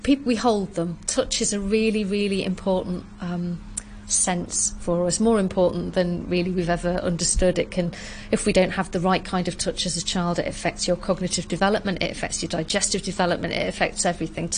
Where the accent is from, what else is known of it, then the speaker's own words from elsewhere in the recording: south of Scotland, United Kingdom; I'm from the south of Scotland, I'm not from the south of England